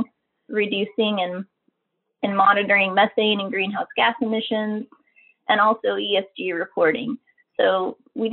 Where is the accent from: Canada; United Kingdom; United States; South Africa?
United States; Oklahoma; I grew up in Oklahoma, where we have a lot of oil and gas in our state.